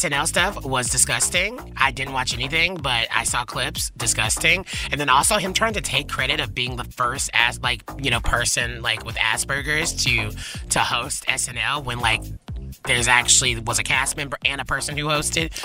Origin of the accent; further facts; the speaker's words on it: the South, United States; now in Los Angeles, United States; I'm from the South